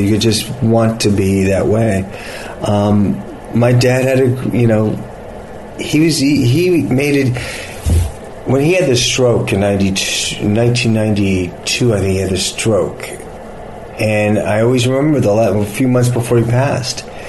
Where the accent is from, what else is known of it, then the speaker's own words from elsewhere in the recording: Los Angeles, California, United States; This is my hometown